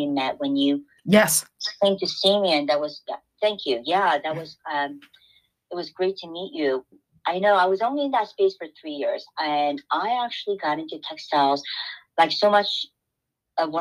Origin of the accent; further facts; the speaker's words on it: South Korea; now in New York, United States; as a child growing up in Korea